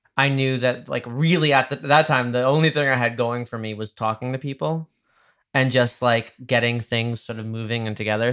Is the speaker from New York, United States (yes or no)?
yes; Dobbs Ferry, New York, United States; moved away; my hometown, uh, I'm from, like, like, the river towns in Westchester